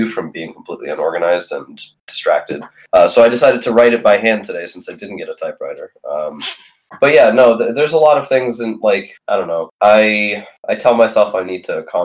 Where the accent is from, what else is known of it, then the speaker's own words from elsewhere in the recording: Lithuania; moved away; I'm from Lithuania, and my family lived through the Soviet Union.